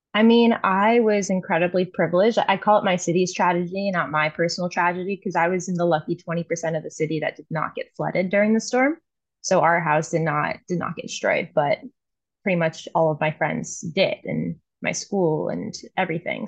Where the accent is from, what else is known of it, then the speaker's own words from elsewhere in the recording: New Orleans, Louisiana, United States; moved away as an adult; now in Toronto, Canada; That's where I was born and raised